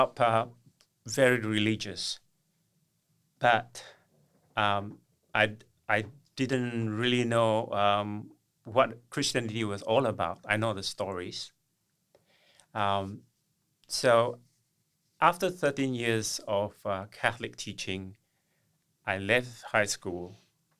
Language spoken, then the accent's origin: English; East Malaysia, Malaysia; moved away; I'm from Malaysia, on the eastern part of Malaysia, which is on the island of Borneo.